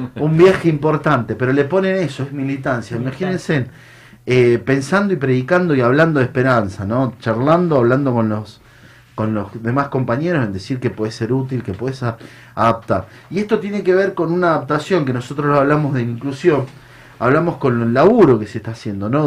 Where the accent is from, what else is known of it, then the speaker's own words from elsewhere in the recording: Mendoza, Argentina; moved away as an adult; yo soy un, hombre del interior, vengo de Mendoza. Eh, llegué muy joven, 19 años.